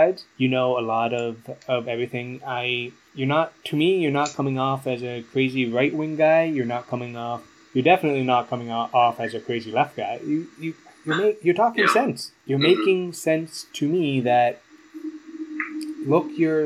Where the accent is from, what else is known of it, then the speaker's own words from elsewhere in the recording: Canada; part of my upbringing as a Catholic, and to as a Canadian